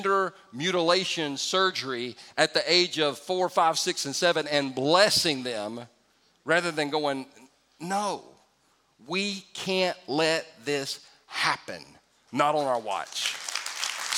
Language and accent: English; California, United States; I was born in the United States of America. Now, I was born in California